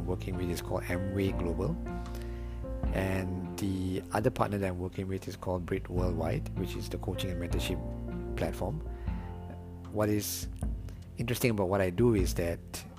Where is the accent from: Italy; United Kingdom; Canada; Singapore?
Singapore; I am from Singapore.